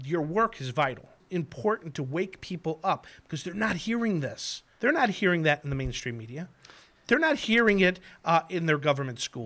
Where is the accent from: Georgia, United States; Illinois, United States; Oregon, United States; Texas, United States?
Illinois, United States; Chicago; I grew up in Chicago.